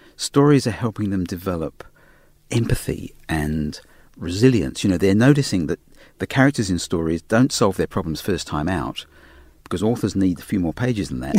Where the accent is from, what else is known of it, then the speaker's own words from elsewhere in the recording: Australia; accent: Australian; my Australian accent